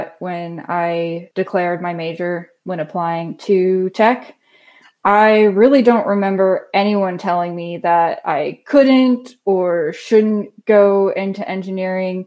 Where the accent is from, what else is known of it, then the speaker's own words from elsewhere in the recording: Crystal Beach, Florida, United States; moved away as an adult; now in Atlanta, United States; I'm originally from Crystal Beach, Florida. That's around the Tampa Bay area